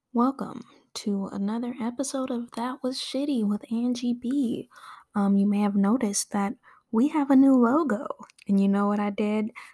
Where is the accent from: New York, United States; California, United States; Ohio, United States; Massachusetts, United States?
California, United States; Torrance; also born or lived in Oklahoma / Inglewood, California; I grew up in Torrance, California, which is a suburb south of Los Angeles